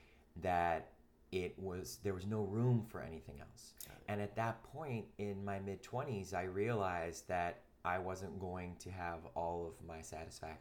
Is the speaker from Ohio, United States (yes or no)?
yes; Cleveland, Ohio, United States; also born or lived in New York; now in Los Angeles, United States; I grew up in Cleveland, Ohio